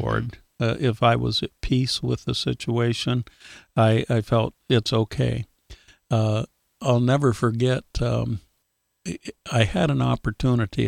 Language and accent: English; Iowa, United States; as a little kid growing up in Iowa